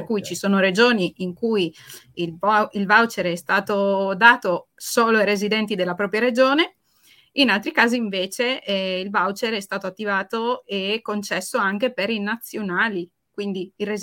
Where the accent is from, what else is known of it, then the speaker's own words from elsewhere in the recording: Cordovado, Friuli-Venezia Giulia, Italy; now in Spain; sono friulana.